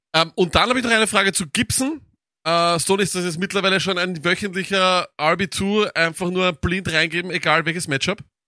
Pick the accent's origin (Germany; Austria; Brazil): Austria; bei uns in Österreich